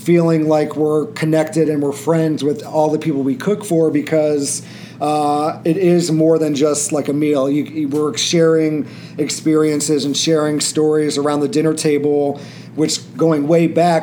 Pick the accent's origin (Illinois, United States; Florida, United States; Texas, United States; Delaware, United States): Illinois, United States; Peoria; moved away as an adult; now in Chicago, United States; we're from Peoria, Illinois originally. We met in driver's ed at age 15